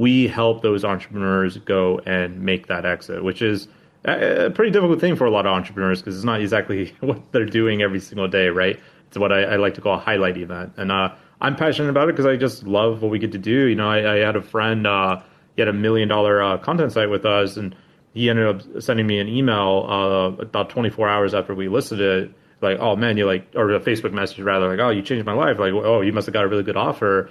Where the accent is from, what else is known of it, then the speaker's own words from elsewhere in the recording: Anchorage, Alaska, United States; moved away as an adult; now in Vietnam; born and raised in Alaska